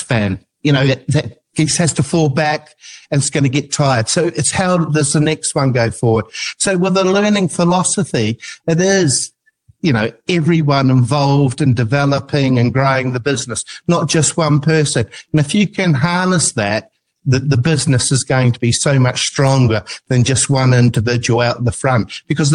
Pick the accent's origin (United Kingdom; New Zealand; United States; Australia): New Zealand; I'm an New Zealander